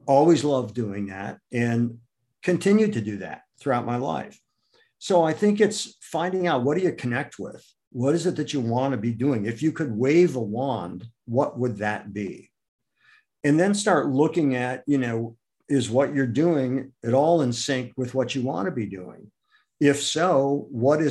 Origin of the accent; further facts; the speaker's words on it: Akron, Ohio, United States; moved away; also born or lived in New York City; I grew up in Akron, Ohio